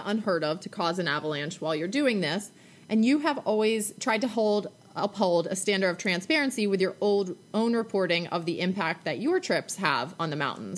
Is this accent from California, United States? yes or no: no; Maryland, United States; I grew up in Maryland